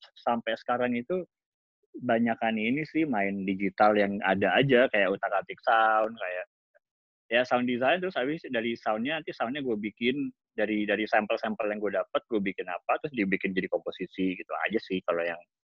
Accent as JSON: {"language": "Indonesian", "country": "Indonesia", "moved": "yes", "lives_now": "Los Angeles, United States", "said": "kita dari Indonesia"}